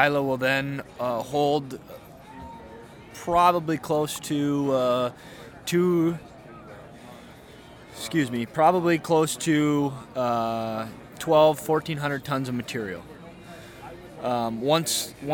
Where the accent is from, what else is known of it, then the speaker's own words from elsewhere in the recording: Fargo, North Dakota, United States; moved away as an adult; now in Bismarck, United States; I'm originally from Fargo, North Dakota